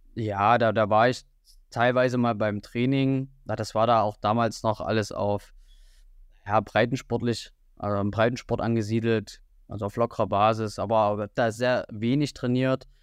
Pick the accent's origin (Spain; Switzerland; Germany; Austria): Germany; Riesa, Saxony; moved away as an adult; now in Jena, Germany; ich komme eigentlich aus Sachsen, aus der Region Riesa, das liegt zwischen Dresden und Leipzig